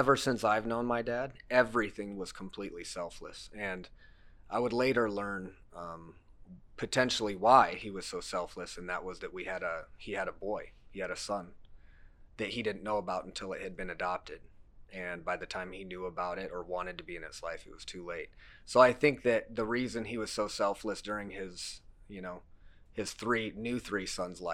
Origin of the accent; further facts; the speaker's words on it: Cedar Rapids, Iowa, United States; also born or lived in Lamont, Iowa; I was born in this area. I was born in Mercy Hospital. I've been here all my life